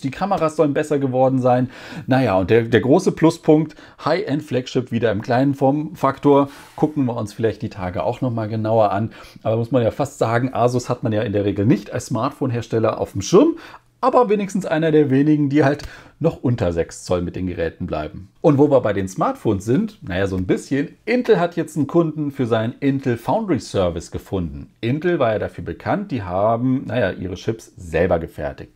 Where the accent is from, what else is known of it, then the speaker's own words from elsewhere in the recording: Germany; bei uns in Deutschland